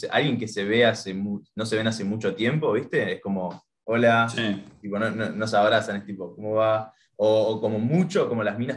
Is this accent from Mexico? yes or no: no; Paraguay; born there; Yo, nací en Paraguay, claro.